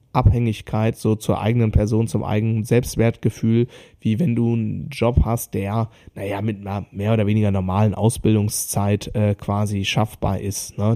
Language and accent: German; Germany; bei uns in Deutschland